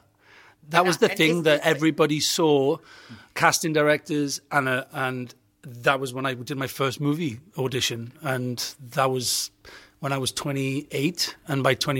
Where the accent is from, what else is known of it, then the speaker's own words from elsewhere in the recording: Wales, United Kingdom; I'm Welsh